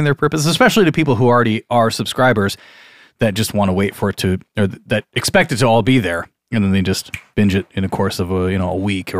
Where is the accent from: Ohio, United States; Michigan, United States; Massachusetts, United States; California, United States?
Michigan, United States; from our fair state of Michigan